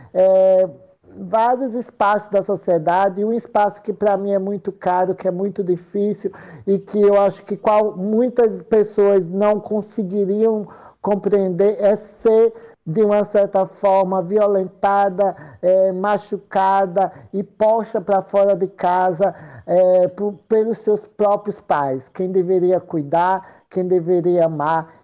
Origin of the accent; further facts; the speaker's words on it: Santa Rosa de Lima, Sergipe, Brazil; eu sou de Santa Rosa de Lima, eu sou de um povoado chamado Canabrava